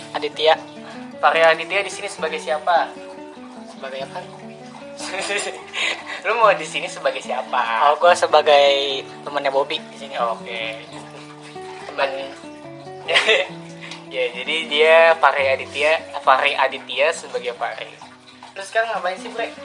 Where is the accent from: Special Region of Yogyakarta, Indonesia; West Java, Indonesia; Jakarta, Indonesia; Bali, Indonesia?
West Java, Indonesia; Bekasi; born there; Jadi gue lahir di Bekasi 10 Juli tahun 2000.